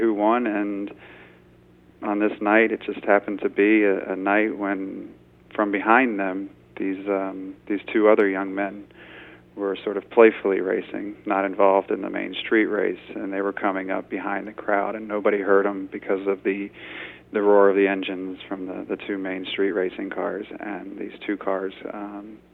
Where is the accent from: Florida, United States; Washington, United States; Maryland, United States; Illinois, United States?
Maryland, United States; Indian Head; I grew up near Indian Head